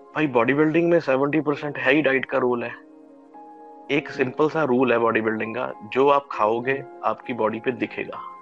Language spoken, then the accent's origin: Hindi; Garhshankar, Punjab, India; मैं basically state Punjab से हूँ और यहाँ पे छोटी सिटी है डिस्ट्रिक्ट है होशियारपुर और सिटी है गढ़शंकर पड़ता है मैं बेसिकली वहाँ से हूँ